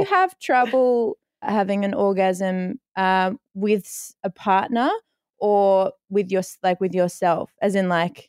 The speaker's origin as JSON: {"language": "English", "town": "Noosa", "region": "Queensland", "country": "Australia", "tie": "born or raised there", "also_born_or_lived": "Victoria", "said": "I was born in Victoria, moved to Noosa when I was 2."}